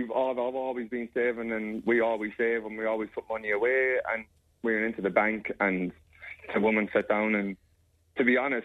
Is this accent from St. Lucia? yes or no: no; Australia; Because I'm an Australian citizen, and so is my daughter.